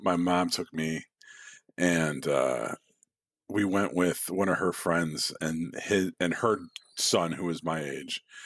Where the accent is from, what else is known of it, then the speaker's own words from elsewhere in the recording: Midwest, United States; now in Chicago, United States; I was born in the Midwest